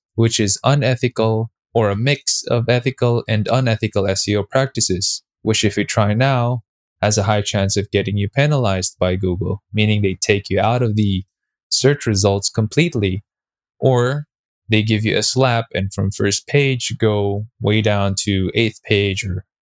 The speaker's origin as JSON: {"language": "English", "country": "Philippines", "tie": "born or raised there", "said": "I'm a Filipino Chinese. We're basically Chinese by blood. I'm the fourth generation in the Philippines"}